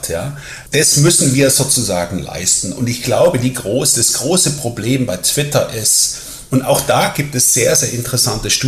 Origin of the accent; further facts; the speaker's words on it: Germany; accent: German; ich spreche mit deutschem Akzent, werde ich natürlich ganz selbstverständlich gefragt, wo kommen Sie denn her? Und ich sage dann, ja, ich komme aus Deutschland.